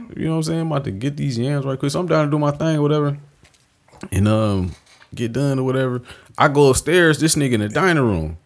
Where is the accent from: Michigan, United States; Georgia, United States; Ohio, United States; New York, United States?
Michigan, United States; Detroit; I'm from Detroit City